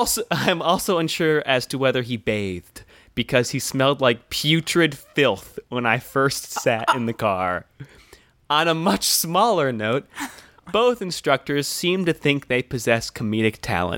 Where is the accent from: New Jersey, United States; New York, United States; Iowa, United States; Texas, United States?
Iowa, United States; Des Moines; born there; I was born here in Des Moines, Iowa, and no, it was just a natural birth.